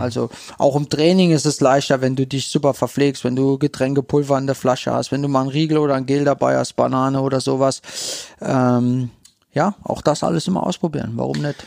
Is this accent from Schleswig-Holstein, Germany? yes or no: no; St. Wendel, Saarland, Germany; ich komme aus St. Wendel gebürtig